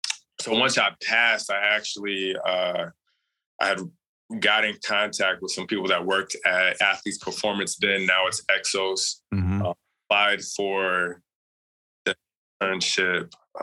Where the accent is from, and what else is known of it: Phoenix, Arizona, United States